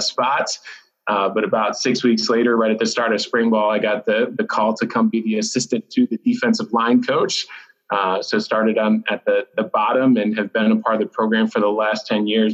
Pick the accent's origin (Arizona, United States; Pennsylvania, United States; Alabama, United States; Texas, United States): Pennsylvania, United States; Blossburg; moved away; my parents still live in my hometown of Blossburg, Pennsylvania